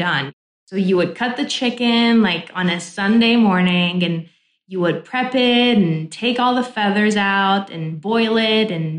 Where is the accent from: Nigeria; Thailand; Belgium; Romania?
Romania; Oradea, Bihor County; English is a second language; moved away as an adult; now in United States; where I grew up in Oradea